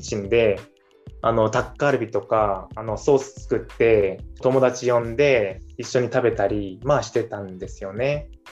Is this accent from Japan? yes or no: no; South Korea; moved away; 韓国にいる間はあ韓国人として